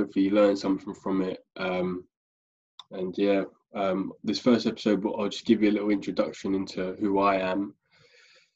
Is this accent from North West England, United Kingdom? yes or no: no; Staines, South East England, United Kingdom; moved away as an adult; now in Basingstoke, United Kingdom; I grew up in London around the Staines area, was there pretty much my whole life.